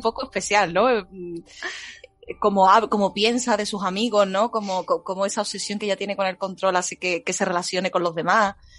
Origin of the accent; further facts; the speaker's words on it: Seville, Andalusia, Spain; Sevilla Centro soy